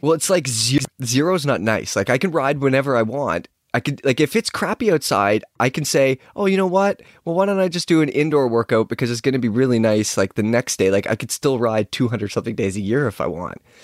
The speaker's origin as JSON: {"language": "English", "town": "Chilliwack", "region": "British Columbia", "country": "Canada", "tie": "born or raised there", "said": "I grew up riding bikes in Chilliwack"}